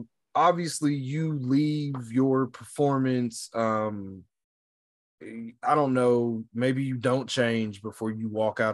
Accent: United States; I, as an American, like divorcing the fact that I'm a Black American

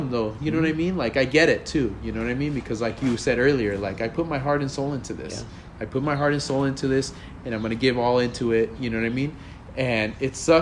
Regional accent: Los Angeles, California, United States; I grew up in Sereno

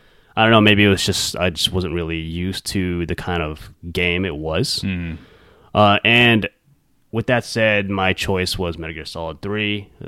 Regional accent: California, United States; we're both from California

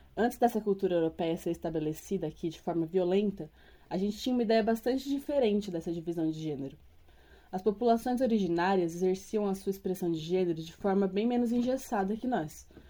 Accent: São Paulo, Brazil; eu sou paulistana

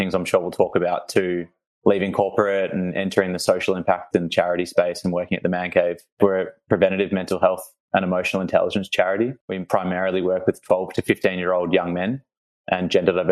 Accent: Melbourne, Victoria, Australia; I was born and bred in Melbourne. I went to school in the eastern suburbs

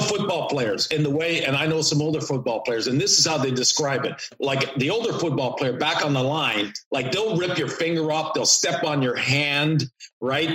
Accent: Canada; moved away as an adult; also born or lived in New York / Detroit; I grew up in Canada

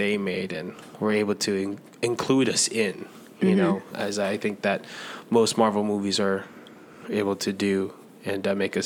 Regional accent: New York City, New York, United States; I was from Queens, New York

